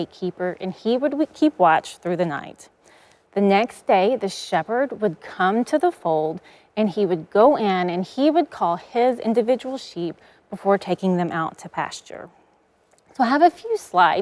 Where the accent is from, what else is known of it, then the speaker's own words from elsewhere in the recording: East Texas, United States; I grew up in East Texas, and growing up, we always had a herd of cows.